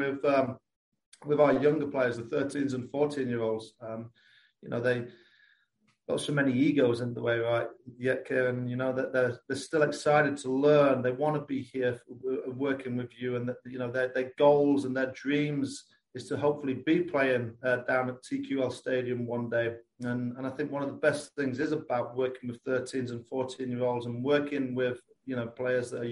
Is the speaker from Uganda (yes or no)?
no; Lincolnshire, East Midlands, United Kingdom; accent: English; moved away as an adult; also born or lived in North Carolina; now in Kentucky, United States; I am from Lincolnshire in England, so on like the East Coast